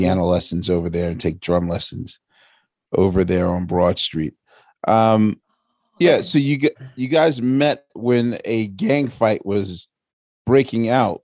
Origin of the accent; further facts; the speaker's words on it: Philadelphia, Pennsylvania, United States; I'm a Philadelphian